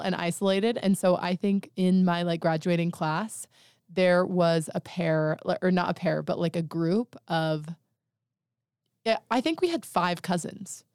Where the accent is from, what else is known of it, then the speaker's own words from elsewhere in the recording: Monticello, Utah, United States; I'm from Monticello